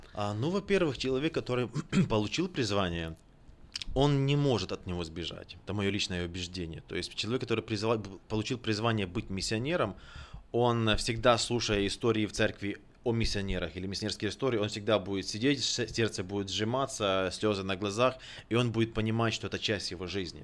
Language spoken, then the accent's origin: Russian; Ukraine; moved away as an adult; also born or lived in Sacramento, United States; now in Kenya; Рожденный в Украине, закончил э, там же библейский колледж и Национальный технический университет. В 2006 году мигрировал в США